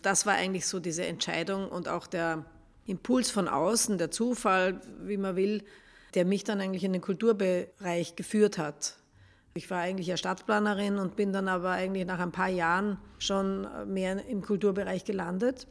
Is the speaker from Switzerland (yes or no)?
no; Upper Austria, Austria; now in Vienna, Austria; ich bin keine Wienerin, komme von, aus Oberösterreich